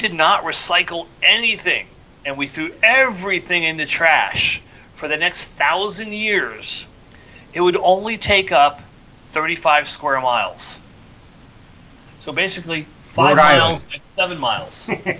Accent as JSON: {"language": "English", "region": "New Jersey", "country": "United States", "tie": "born or raised there", "said": "the town I grew up in New Jersey was one of the first towns to have a recycling program"}